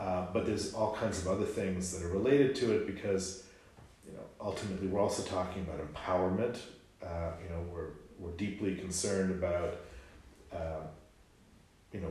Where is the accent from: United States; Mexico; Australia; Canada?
Canada; as a Canadian